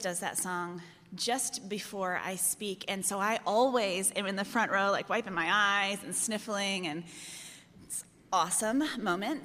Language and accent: English; Chicago, Illinois, United States; I'm from Chicago